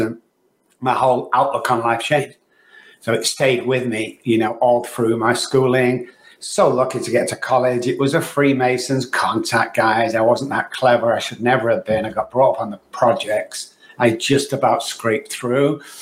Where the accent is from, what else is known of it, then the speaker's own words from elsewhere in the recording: Manchester, North West England, United Kingdom; now in Texas, United States; I was born in Manchester, UK, guys, as you can tell by the accent